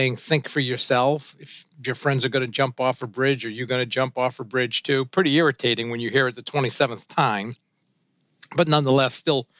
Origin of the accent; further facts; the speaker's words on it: Suncook, New Hampshire, United States; first language French; English is a second language; we grew up in this kind of little old French-Canadian mill town in Suncook, New Hampshire